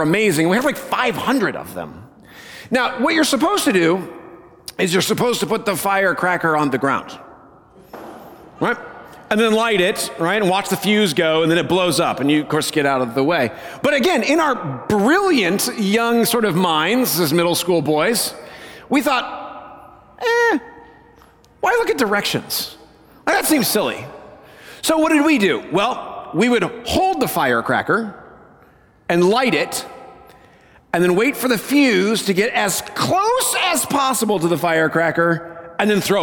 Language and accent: English; Colorado, United States; moved away; I grew up in Colorado, as most of you know